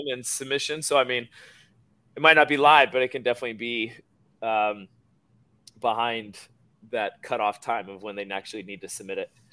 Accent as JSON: {"language": "English", "region": "Georgia", "country": "United States", "tie": "born or raised there", "said": "grew up in Georgia, about probably 15 minutes from here."}